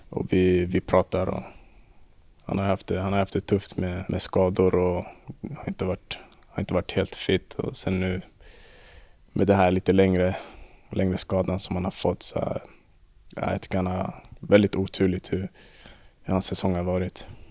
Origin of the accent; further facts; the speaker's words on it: Stockholm, Stockholm County, Sweden; moved away; vi som är från Stockholm